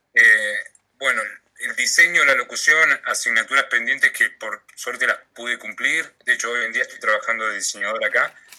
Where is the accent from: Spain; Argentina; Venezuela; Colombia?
Argentina; moved away as an adult; now in Australia; lo único que extraño en Argentina es mi familia y, mis amigos.